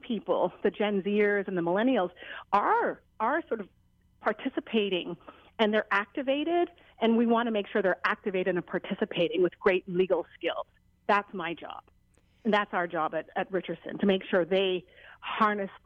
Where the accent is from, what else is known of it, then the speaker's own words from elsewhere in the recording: Jamaica; now in Hawaii, United States; as a Jamaican